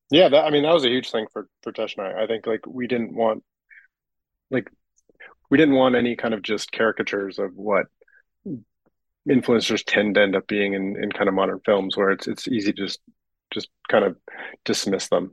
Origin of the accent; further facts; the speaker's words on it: Vancouver, British Columbia, Canada; I'm from Vancouver